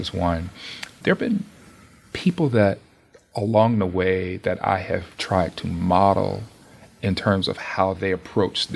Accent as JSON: {"language": "English", "town": "Charlotte", "region": "North Carolina", "country": "United States", "tie": "born or raised there", "also_born_or_lived": "Tennessee / Virginia / Cedar Rapids, Iowa", "moved": "as an adult", "lives_now": "Menlo Park, United States", "said": "I'm from Charlotte, North Carolina."}